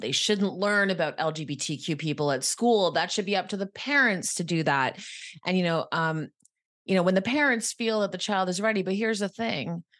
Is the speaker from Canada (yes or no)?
yes; Quebec, Canada; moved away as an adult; also born or lived in Ottawa, Ontario; now in Toronto, Canada; this lovely little town called Elmore, Quebec is where I'm from.